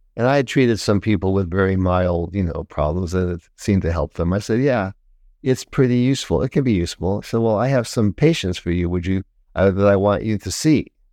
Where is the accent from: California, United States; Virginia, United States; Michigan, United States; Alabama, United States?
Michigan, United States; Detroit; moved away as an adult; also born or lived in Taiwan; I'm from Detroit